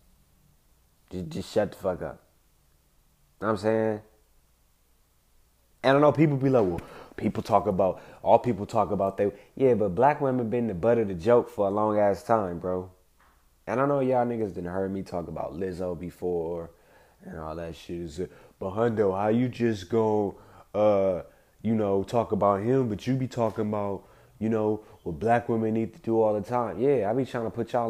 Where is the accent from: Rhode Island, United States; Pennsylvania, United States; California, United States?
California, United States; Compton; I grew up in Compton